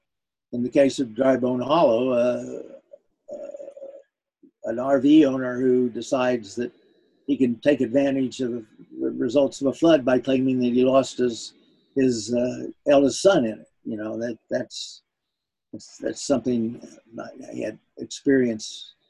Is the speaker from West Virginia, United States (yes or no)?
yes; West Virginia, United States; now in Portola Valley, United States; being brought up in Appalachia, because the whole state has been sort of mined to death